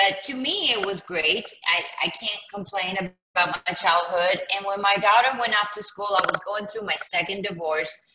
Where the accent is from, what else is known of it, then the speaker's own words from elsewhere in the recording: California, United States; moved away as an adult; also born or lived in South America; now in Jackson, United States; when I was 6 years old, my parents moved out here to California